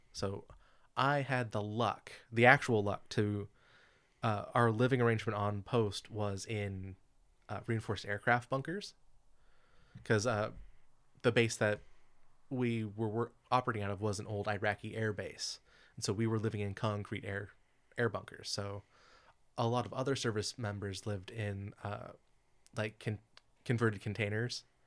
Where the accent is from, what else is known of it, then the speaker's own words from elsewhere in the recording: California, United States; I grew up in Califo-, here in California